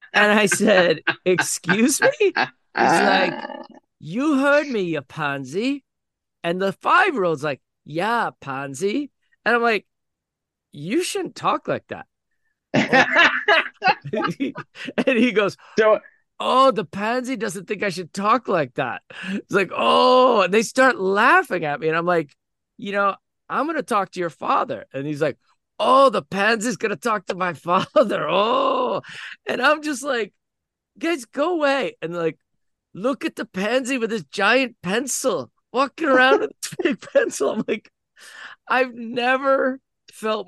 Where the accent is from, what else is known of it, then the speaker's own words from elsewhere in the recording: United States; as the American and the leader